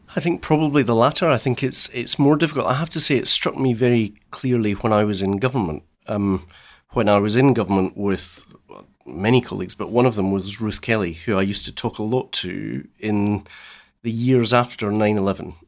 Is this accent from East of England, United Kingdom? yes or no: no; West Central Scotland, United Kingdom; the upbringing I had in West Central Scotland.